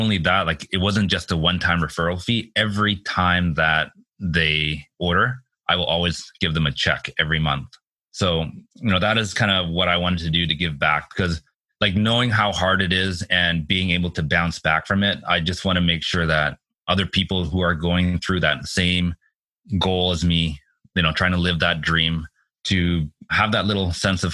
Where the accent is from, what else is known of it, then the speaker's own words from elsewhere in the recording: Richmond, British Columbia, Canada; my hometown in Richmond